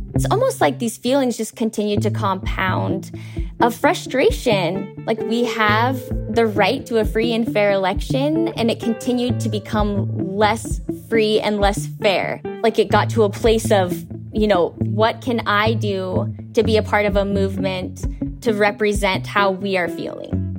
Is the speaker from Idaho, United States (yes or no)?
yes; Idaho, United States; we're three women from Idaho